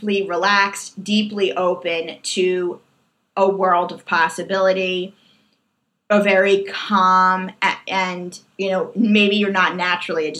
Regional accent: New York, United States; I am just a New Yorker through and through

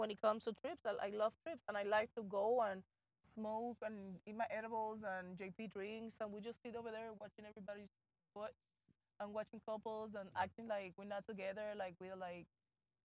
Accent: Miami, Florida, United States; I'm from Miami

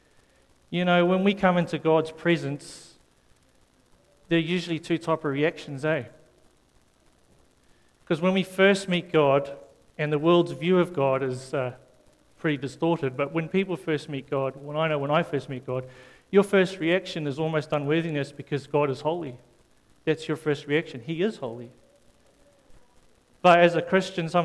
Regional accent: South Africa; moved away; when I came from South Africa

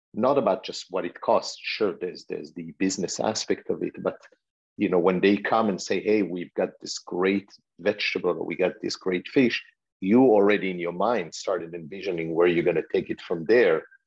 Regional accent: Israel; moved away; also born or lived in France; growing up in Israel

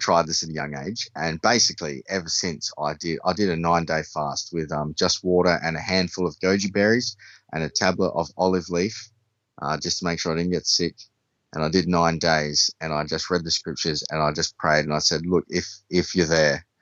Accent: Australia; I'm from Australia, and I went to a private school. I had an interesting upbringing

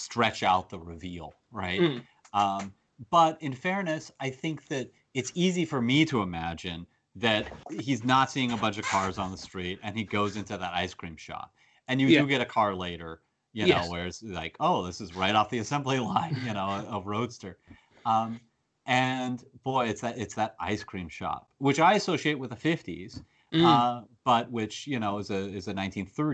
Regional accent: United States; as an American who grew up in a small town

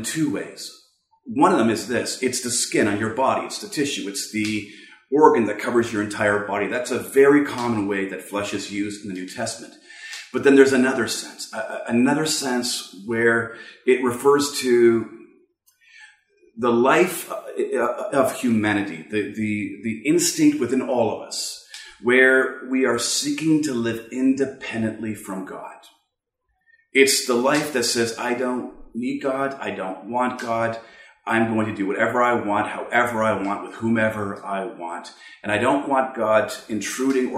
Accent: Canada; from Canada.

